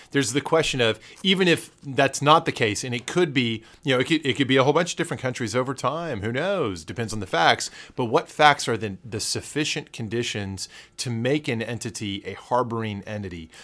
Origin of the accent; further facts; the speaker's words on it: Texas, United States; a Texan who loves Big Bend.